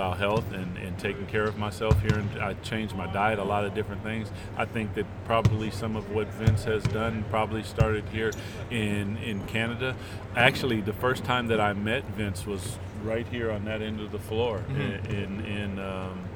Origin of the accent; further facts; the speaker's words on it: Seattle, Washington, United States; I'm from Seattle